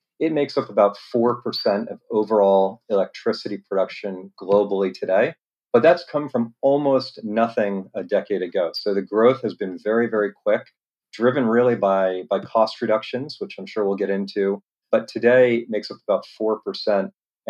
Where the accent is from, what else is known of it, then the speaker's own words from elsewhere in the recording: East Coast, United States; now in San Diego, United States; I grew up around mostly on the East Coast of the US, but internationally as well. Been out here about 15 years.